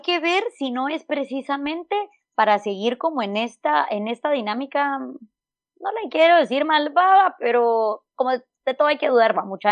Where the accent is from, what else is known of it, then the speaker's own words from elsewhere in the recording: Huehuetenango, Guatemala; moved away as an adult; regreso a Huehuetenango, que es donde vive mi familia, donde yo nací, donde yo crecí